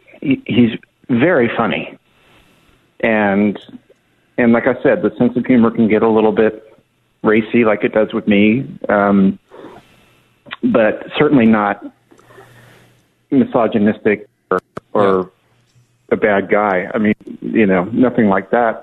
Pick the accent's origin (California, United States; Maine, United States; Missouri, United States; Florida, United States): California, United States; Southern; We're both from Southern California